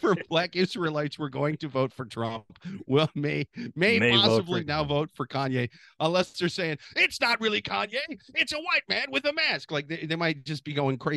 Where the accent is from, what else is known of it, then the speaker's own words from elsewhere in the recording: Midwest, United States; as a Midwesterner